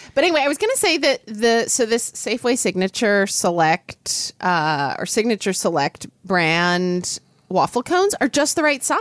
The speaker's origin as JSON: {"language": "English", "region": "Oklahoma", "country": "United States", "tie": "born or raised there", "moved": "yes", "said": "the oil and natural gas industry in my home state"}